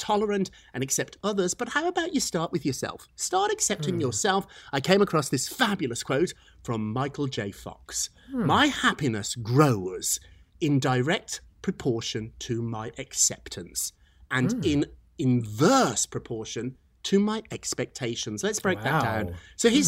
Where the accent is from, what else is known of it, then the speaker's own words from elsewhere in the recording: United Kingdom; accent: British; now in New York, United States; I'm a New Yorker, even with this silly British accent